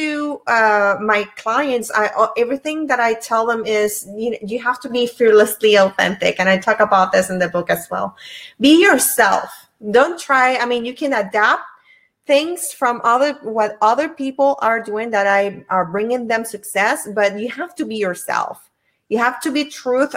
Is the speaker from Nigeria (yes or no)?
no; Puerto Rico; now in Virginia, United States; I'm originally from Puerto Rico, but I live in Virginia.